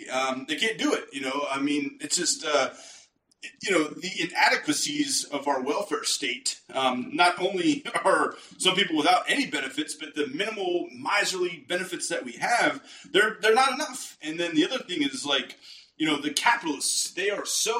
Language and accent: English; Pittsburgh, Pennsylvania, United States; moved away; also born or lived in Philadelphia; I'm from Pittsburgh